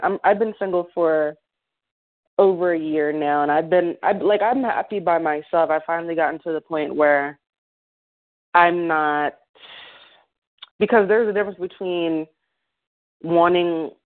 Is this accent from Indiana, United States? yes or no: no; Delaware, United States; now in Philadelphia, United States; I'm from Delaware.